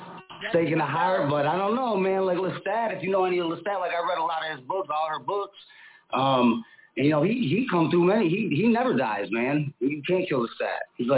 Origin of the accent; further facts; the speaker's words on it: Buffalo, New York, United States; now in Phoenix, United States; I'm from Phoenix. I live in Phoenix, and I'm from Buffalo, New York. {S1} Okay. {S6} Originally, so I kind of represent 716 to 602 Buffalo.